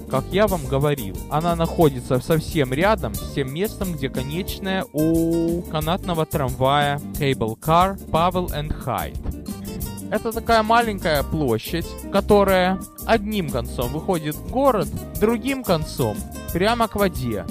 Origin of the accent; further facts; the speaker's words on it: Odesa, Odesa Oblast, Ukraine; now in San Francisco, United States; мой родной город